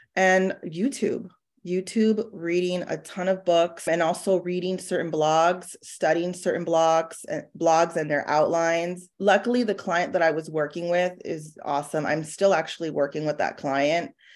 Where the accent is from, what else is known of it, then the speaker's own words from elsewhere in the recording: San Diego, California, United States; moved away as an adult; now in Dallas, United States; I'm originally from San Diego